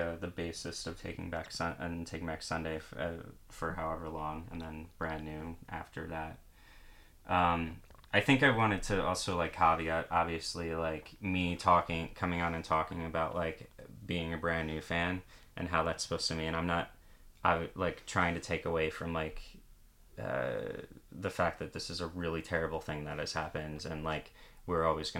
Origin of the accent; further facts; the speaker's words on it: Long Island, New York, United States; one of the most important records of my life, you know, growing up on Long Island, you know.